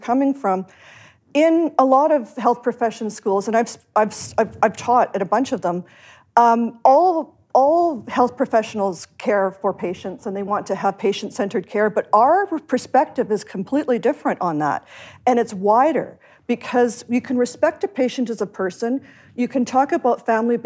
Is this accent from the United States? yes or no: no; Canada; moved away; I'm also Canadian